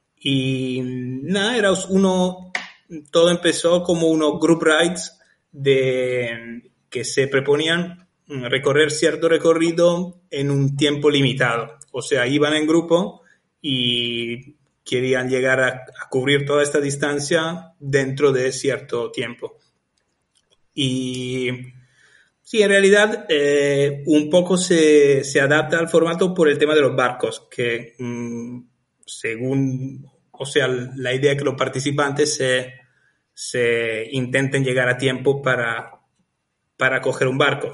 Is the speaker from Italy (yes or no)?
yes; Italy; moved away as an adult; now in Lanzarote, Spain; soy italiano, estuve trabajando como ingeniero en Italia